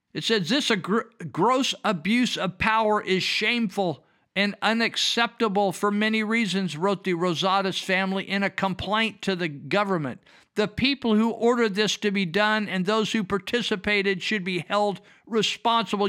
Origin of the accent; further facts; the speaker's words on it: United States; I'm a damn American.